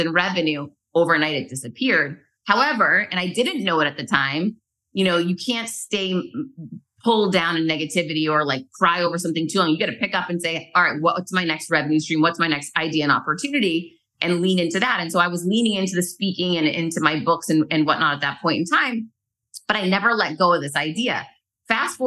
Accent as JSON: {"language": "English", "region": "New England", "country": "United States", "moved": "yes", "said": "I'm originally from New England"}